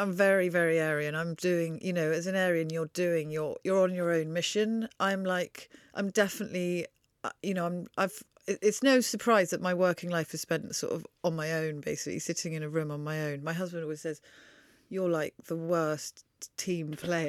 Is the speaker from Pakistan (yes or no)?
no; Wiltshire, South West England, United Kingdom; born or raised there; also born or lived in Oxford